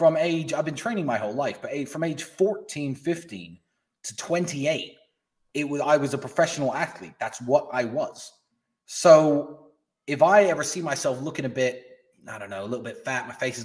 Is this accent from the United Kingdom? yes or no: yes; England, United Kingdom; my friend, I'm from England.